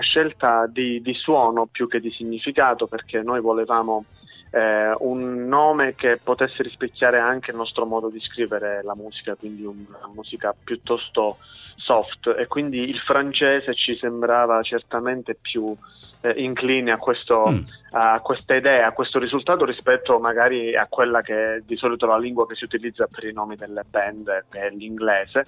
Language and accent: Italian; Mongrassano, Calabria, Italy; also born or lived in Cosenza; noi eh, siamo originari di Cosenza, siamo cresciuti a Mongrassano e adesso diciamo, io abito a Palo